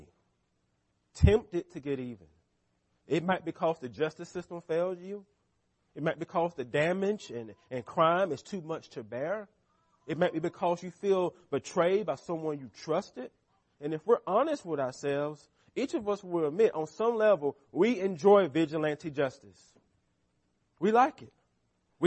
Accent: United States; as American Christians

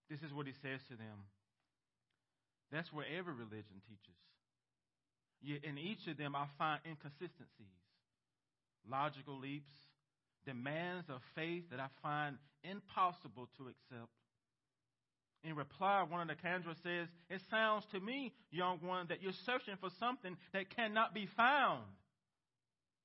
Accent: United States; as American Christians

